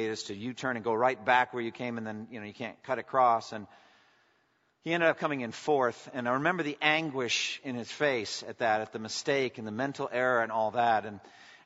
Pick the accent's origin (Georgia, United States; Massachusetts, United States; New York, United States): Massachusetts, United States; a town on the Boston Marathon route; The Boston Marathon went right through my hometown.